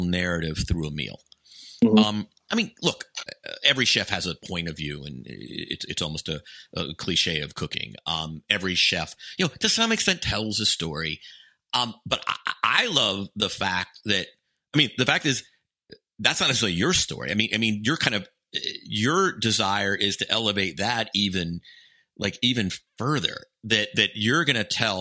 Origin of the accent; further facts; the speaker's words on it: Atlanta, Georgia, United States; I grew up in Atlanta